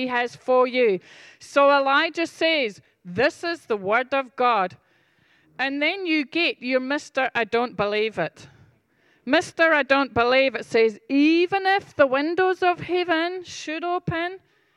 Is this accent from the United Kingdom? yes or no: yes; Scotland, United Kingdom; I'm Scottish